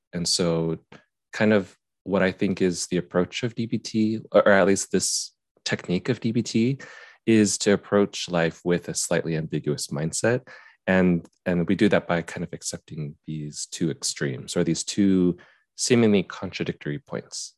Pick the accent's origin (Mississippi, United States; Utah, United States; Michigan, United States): Utah, United States; I grew up in Utah